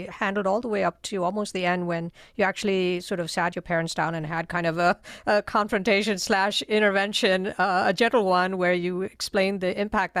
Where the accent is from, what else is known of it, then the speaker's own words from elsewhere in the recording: India; moved away as an adult; I'm from India, so I can say that without judgment. And a lot of the attitude towards mental illness in Indian culture, where I grew up in India and came here to go to grad school. So I was there for my formative years.